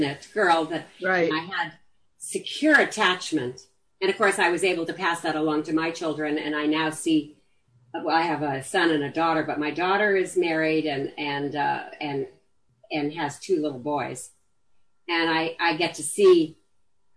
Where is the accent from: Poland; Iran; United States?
United States; Los Angeles, California; I grew up in the Hollywood Hills